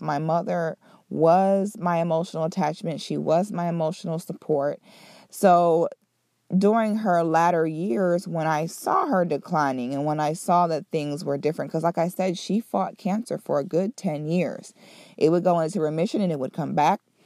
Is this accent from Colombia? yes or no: no; Central and South Florida, United States; also born or lived in Philadelphia, Pennsylvania; I'm originally from Philly, Um, but I grew up in Central Florida area. Well, I sh, I shouldn't even say Central Florida, I should say South Florida and Central Florida. I grew up in both of those places.